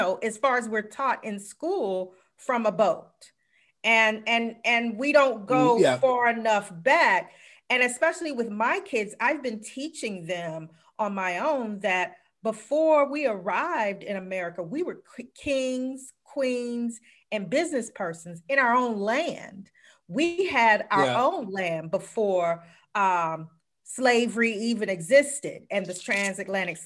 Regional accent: South Carolina, United States; moved away; also born or lived in Washington, District of Columbia, United States; I'm from South Carolina

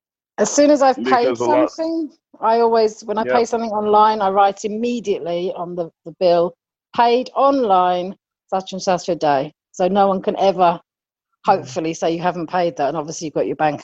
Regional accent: United Kingdom

